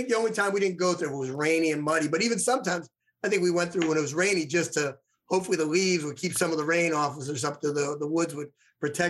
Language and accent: English; Ambler, Pennsylvania, United States; My mail address was Ambler, but I lived right around the corner from the high school.